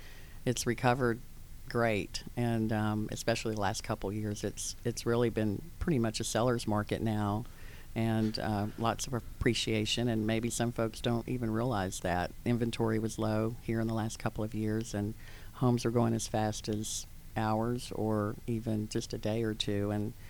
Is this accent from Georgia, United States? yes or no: yes; Atlanta, Georgia, United States; Well, I was born and raised here in Atlanta, and so were my parents.